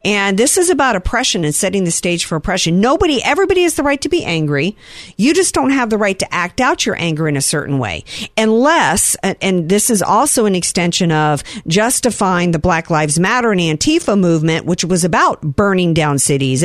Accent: Deep South, United States; I grew up in the Deep South.

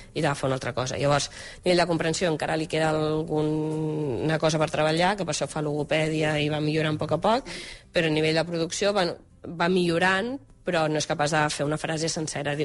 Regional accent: Barcelona, Catalonia, Spain; els dos som de Barcelona, el Roger de la Berneda, jo d'aquí de Gràcia, de tota la vida

